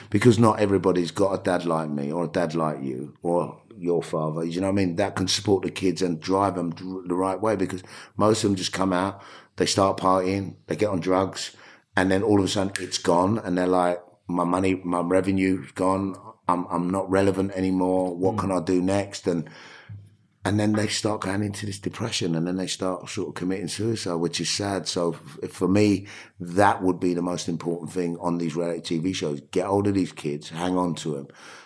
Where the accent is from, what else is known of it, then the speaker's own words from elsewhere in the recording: London, United Kingdom; growing up in New Cross